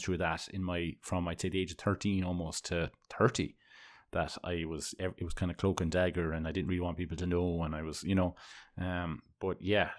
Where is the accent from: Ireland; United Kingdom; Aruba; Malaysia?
Ireland; growing up in Ireland